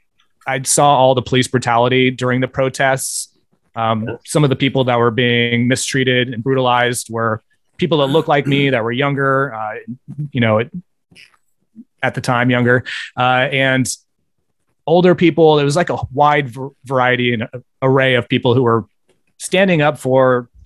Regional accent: Bay Area, California, United States; I grew up in the Bay Area

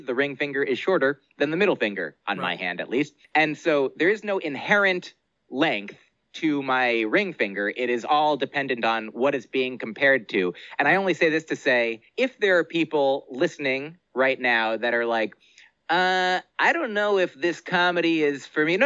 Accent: United States; I grew up in the United States of America

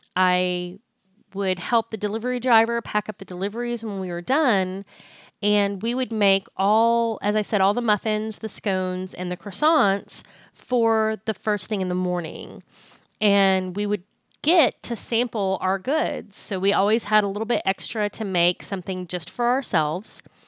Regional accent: Austin, Texas, United States; now in Fort Worth, United States; I'm originally from Austin, Texas

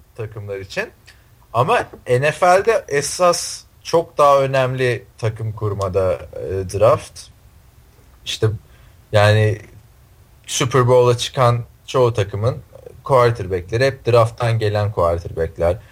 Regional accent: Istanbul, Turkey; now in United States; İstanbul, Türkiye.

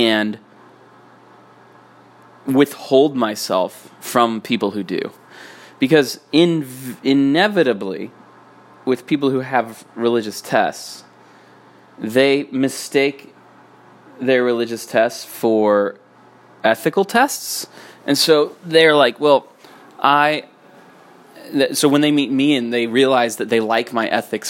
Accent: Utah, United States; I grew up in Utah.

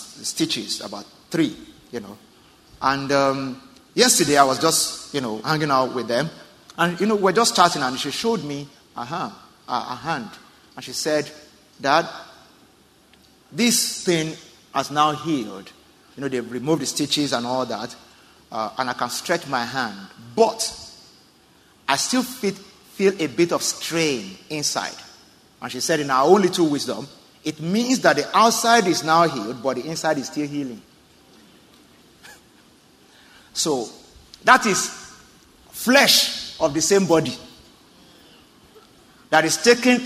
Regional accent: Southwest Nigeria, Nigeria; I'm from Southwest Nigeria, the Yoruba tribe

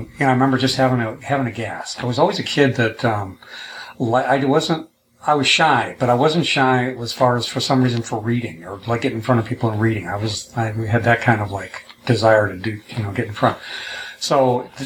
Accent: Chicago, Illinois, United States; I was born in Chicago, Illinois

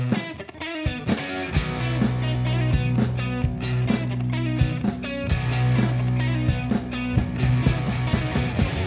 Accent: Iowa, United States; now in Colorado, United States; I grew up in Iowa, and so I always say it's a good place to be from

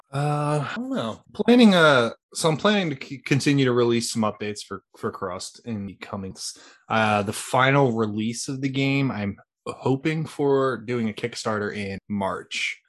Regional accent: Philadelphia, Pennsylvania, United States; I'm from Philly

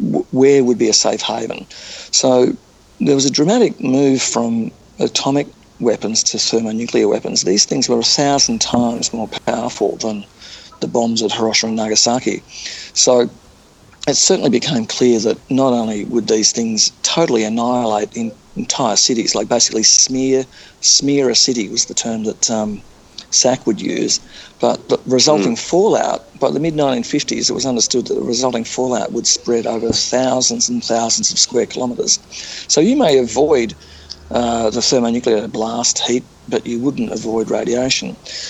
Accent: New York, United States; growing up in New York, there were just endless stories, particularly pictorial feature articles about the atomic age and what a nuclear war would mean for the US.

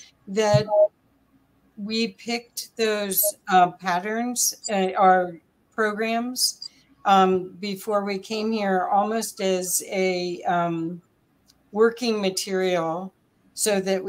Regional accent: Ohio, United States; So I grew up also in Ohio

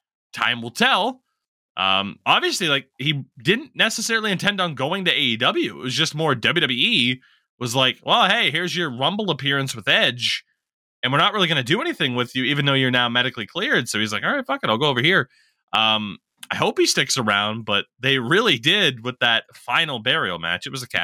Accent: Canada; As a Canadian, you're not allowed

